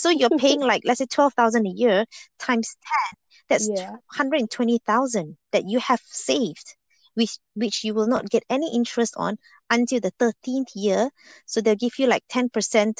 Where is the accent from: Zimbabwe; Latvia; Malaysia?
Malaysia; moved away as an adult; I was born in Malaysia and I grew up there